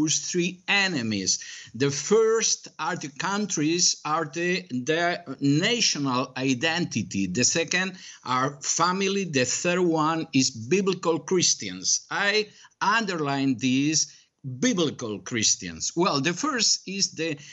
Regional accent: Spain; moved away as an adult; now in Miami, United States; I was born and bred in Spain, but right now I'm American

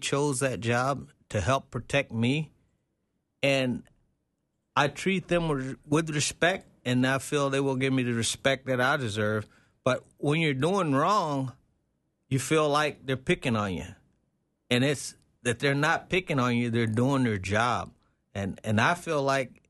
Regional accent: Texas, United States; growing up in Texas

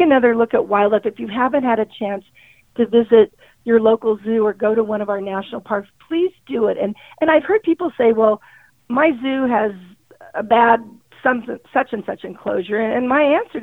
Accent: San Diego, California, United States; I grew up in San Diego and we lived on a canyon

